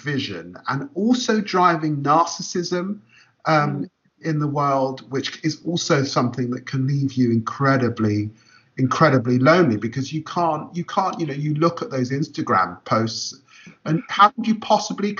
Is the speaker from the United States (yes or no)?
no; London, United Kingdom; also born or lived in Peterborough; growing up in Tottenham in an inner city environment